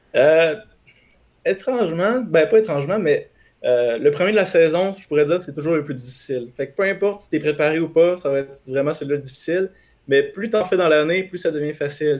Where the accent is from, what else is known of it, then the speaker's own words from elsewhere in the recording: Quebec City, Quebec, Canada; je suis de Québec